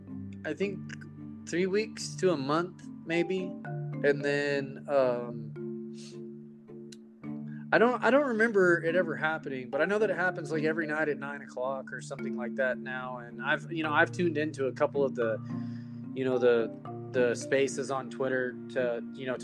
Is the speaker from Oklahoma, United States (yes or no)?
no; Texas, United States; I am from Texas